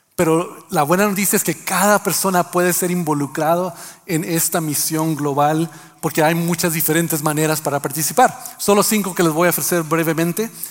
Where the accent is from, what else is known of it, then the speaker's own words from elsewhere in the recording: Mexico; mexicanos que también ah, hacemos algo con nuestro español